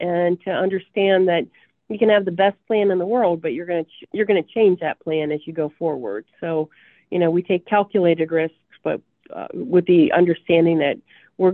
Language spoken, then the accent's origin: English; Appalachia, United States; accent: southern; But when I was going to college at Kent State, my roommate who was from Cleveland laughed at my southern accent.